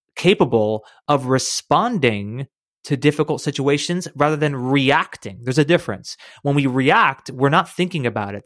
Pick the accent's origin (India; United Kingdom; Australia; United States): United States; I grew up right in the United States